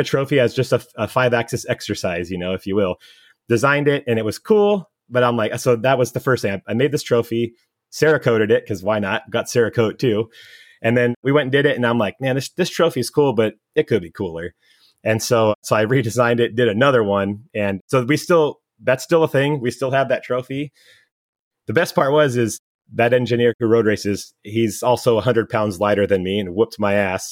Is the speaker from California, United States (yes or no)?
yes; California, United States; I was born and raised in California. I've barely been out of the state.